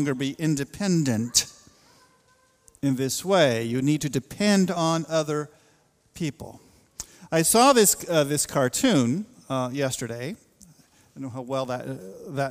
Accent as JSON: {"language": "English", "region": "the West", "country": "United States", "tie": "born or raised there", "moved": "yes", "said": "I grew up in a part of the world, boy, there was this spirit of independence, this kind of rugged individualism in the West."}